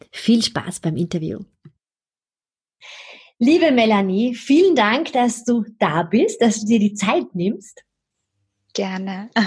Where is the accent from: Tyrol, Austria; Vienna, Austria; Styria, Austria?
Vienna, Austria; Andererseits gab es am Montagabend hier in Wien in meiner Heimatstadt ein Terrorattentat.